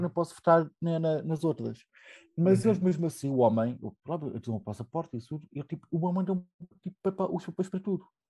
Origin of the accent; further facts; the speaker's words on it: Portugal; now in Berlin, Germany; eu sou português